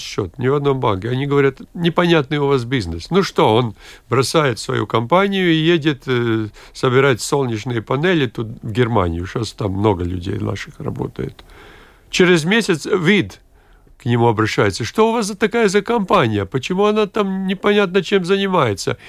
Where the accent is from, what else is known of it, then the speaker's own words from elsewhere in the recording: Latgale, Latvia; в моей любимой Латгалии, откуда я родом